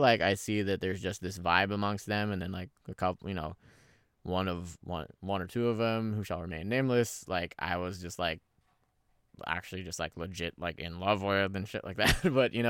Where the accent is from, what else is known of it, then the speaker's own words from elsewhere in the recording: Philippines; born there; even though they were born in the Philippines and, you know, born and raised in the Philippines and everything like that, you know, they got married there, they had me there